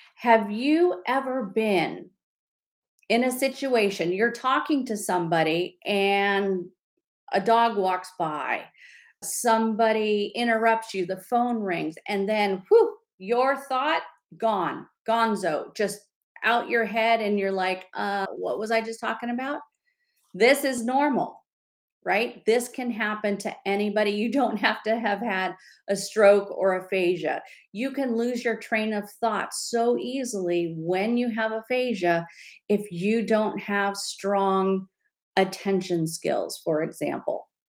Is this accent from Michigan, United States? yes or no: no; California, United States; I'm from California